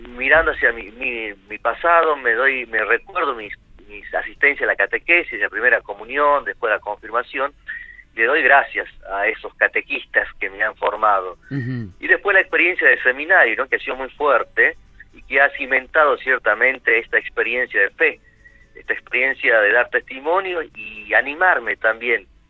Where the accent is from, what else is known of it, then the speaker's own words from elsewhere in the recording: Amaicha del Valle, Tucumán, Argentina; moved away; also born or lived in Buenos Aires / Punta Alta / Recreo, Catamarca; soy de origen de más allá, un poquito más allá eh, y cerquita de Cafayate, de Amaicha del Valle, mi pueblo natal